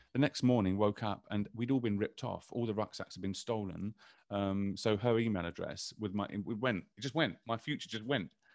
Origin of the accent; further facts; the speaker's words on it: London, United Kingdom; I grew up in London